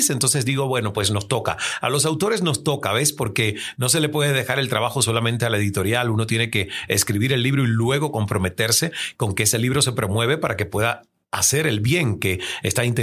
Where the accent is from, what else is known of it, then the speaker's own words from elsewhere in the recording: Santiago de Cuba, Cuba; now in United States; yo nací en Cuba, en un lugar muy rural, en un pueblito, en una montaña en Santiago de Cuba, y a los ocho años hacía esto que nosotros estamos haciendo.